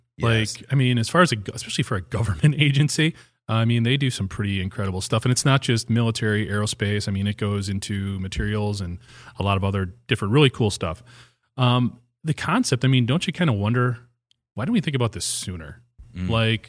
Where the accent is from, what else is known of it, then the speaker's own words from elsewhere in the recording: Hustisford, Wisconsin, United States; I don't live there anymore. My hometown, it's where I went to high school, where I grew up.